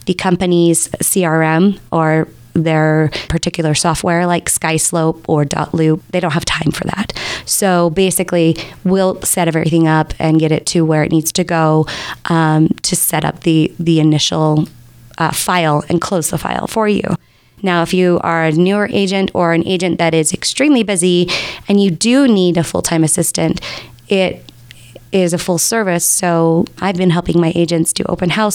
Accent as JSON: {"language": "English", "town": "Sandy", "region": "Utah", "country": "United States", "tie": "born or raised there", "said": "I actually was born and raised right here in Utah, and I grew up in Sandy."}